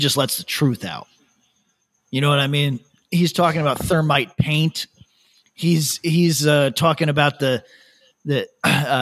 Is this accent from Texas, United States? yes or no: no; upstate New York, United States; moved away as an adult; now in Australia; upstate New York